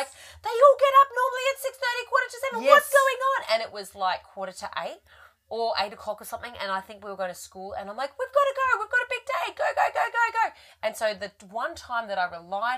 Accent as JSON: {"language": "English", "country": "Australia", "said": "We are Australian."}